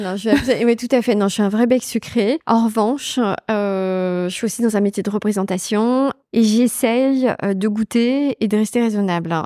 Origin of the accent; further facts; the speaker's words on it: Brittany, France; moved away; also born or lived in Japan; la Bretagne qui est, on va dire, que j'ai que j'ai quittée assez tôt finalement, mais qui me définit aussi beaucoup, entourée euh, d'une famille de gastronomes, euh, avec le produit au cœur de mon enfance